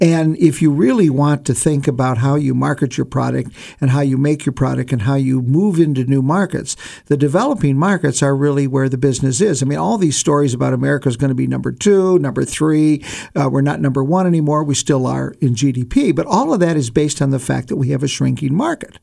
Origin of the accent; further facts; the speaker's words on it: Ohio, United States; moved away; I grew up in Ohio